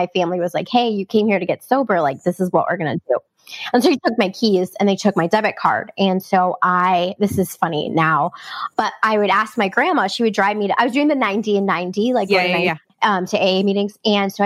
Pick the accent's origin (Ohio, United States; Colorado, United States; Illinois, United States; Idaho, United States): Ohio, United States; Cleveland; moved away as an adult; also born or lived in North Olmsted, Ohio / San Diego, California; now in Norfolk, United States; I'm from Cleveland, Ohio, and I moved home in January of 2020 to get sober, because I live here in Norfolk with my husband